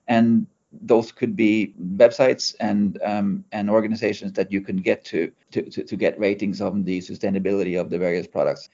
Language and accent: English; Norway; now in United Kingdom; we are based in the UK. Um, I'm originally from Norway